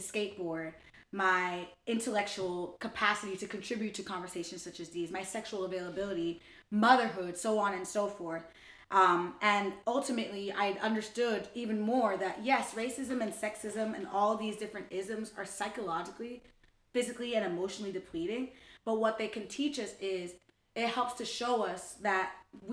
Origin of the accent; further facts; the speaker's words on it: New York City, New York, United States; I love the Bronx. I'm from the Bronx.